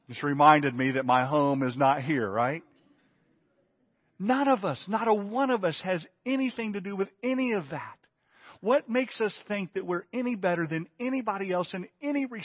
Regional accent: Mississippi, United States; now in Lake Oconee, United States; I came from the Mississippi Delta to Lake Oconee, Mississippi, or uh, Georgia, okay? The Mississippi Delta.

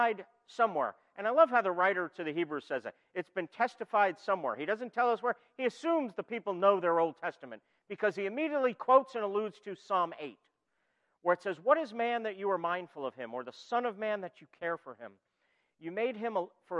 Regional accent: New York, United States; moved away; also born or lived in Philadelphia area; I'm originally from New York

